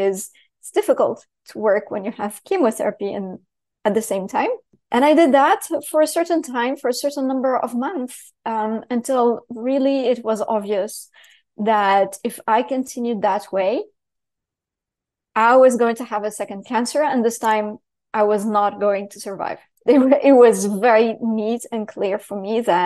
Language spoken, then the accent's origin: English; Syria; moved away; also born or lived in Paris / London / New York City; I grew up in Syria, so talk about heavy structure where you can't say anything